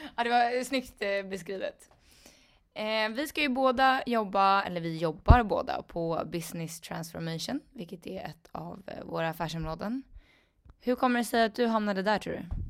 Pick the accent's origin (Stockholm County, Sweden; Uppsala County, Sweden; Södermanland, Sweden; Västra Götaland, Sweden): Stockholm County, Sweden; Stockholm; jag är också från Stockholm, men jag är från Skälby